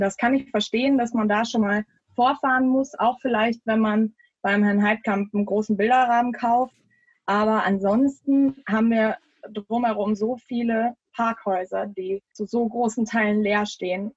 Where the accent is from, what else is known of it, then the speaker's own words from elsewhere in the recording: Düsseldorf, North Rhine-Westphalia, Germany; ich bin gebürtige Derndorferin tatsächlich. Also in Derndorf aufgewachsen